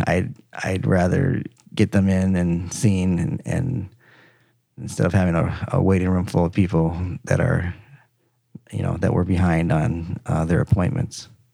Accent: Minnesota, United States; moved away as an adult; also born or lived in Michigan; now in Dallas, United States; I grew up in Minnesota, and did my, uh, undergrad

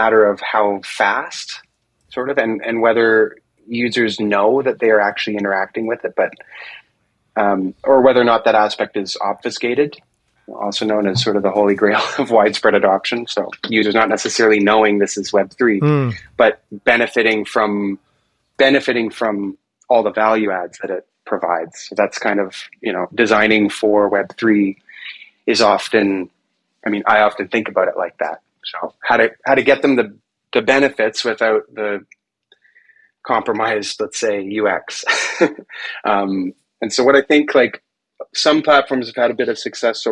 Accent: Toronto, Ontario, Canada; first language English; also born or lived in China; now in Ontario, Canada; my wife and I don't really have any help because we're from Toronto

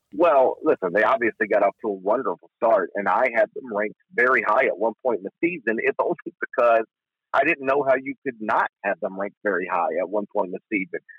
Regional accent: Horn Lake, Mississippi, United States; also born or lived in Memphis, Tennessee; I grew up in Horn Lake

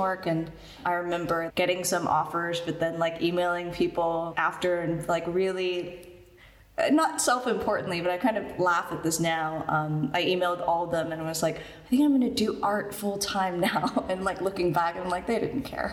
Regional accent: Canada; now in New York, United States; I had like a full-time job because I'm like Canadian

